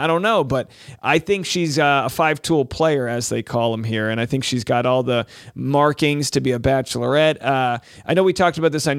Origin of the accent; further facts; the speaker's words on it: United States; which I think has better personalities than us Americans.